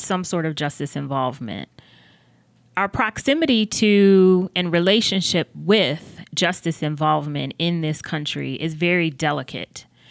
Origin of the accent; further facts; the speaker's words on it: Buffalo, New York, United States; moved away as an adult; also born or lived in North Carolina; now in Charlotte, United States; I am originally from Buffalo, New York